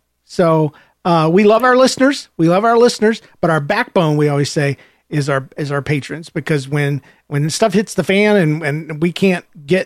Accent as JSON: {"language": "English", "region": "the South", "country": "United States", "tie": "born or raised there", "said": "I was raised in the South"}